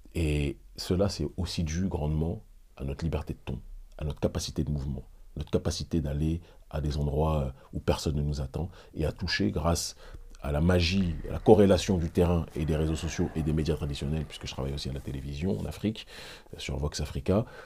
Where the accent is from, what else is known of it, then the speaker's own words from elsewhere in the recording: Île-de-France, France; moved away as an adult; also born or lived in Benin; Je suis né en France et je ne le renierai jamais